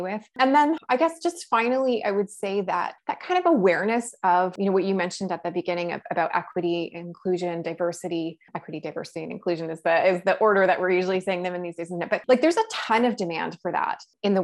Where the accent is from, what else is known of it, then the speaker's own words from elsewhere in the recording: Toronto, Ontario, Canada; moved away as an adult; now in Ottawa, Canada; I am someone who was born and raised in Toronto